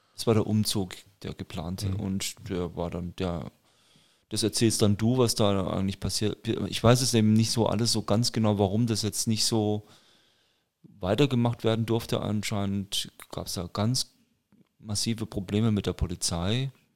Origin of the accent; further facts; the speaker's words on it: Nuremberg, Bavaria, Germany; bei uns in Nürnberg